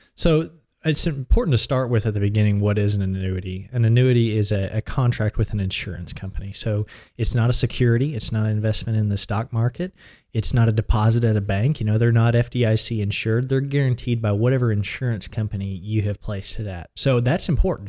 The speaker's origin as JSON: {"language": "English", "town": "Blanchard", "region": "Oklahoma", "country": "United States", "tie": "born or raised there", "said": "I grew up in Blanchard or really the Bridge Creek area on a small farm, and I've lived there since I was three."}